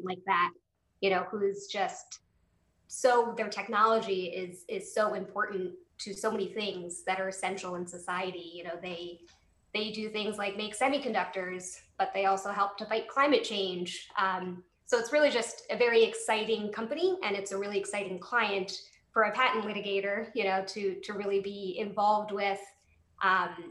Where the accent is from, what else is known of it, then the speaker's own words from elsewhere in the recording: Wilmington, Delaware, United States; my hometown of Wilmington, Delaware.